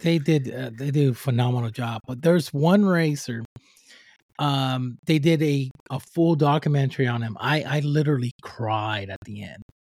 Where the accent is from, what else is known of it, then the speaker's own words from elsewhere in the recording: Puerto Rico; now in United States; I'm from Puerto Rico, I'm from the island, and when I was raising up